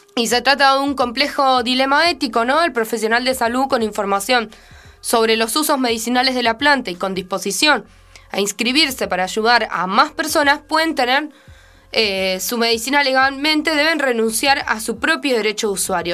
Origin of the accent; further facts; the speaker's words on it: Argentina; nuestro país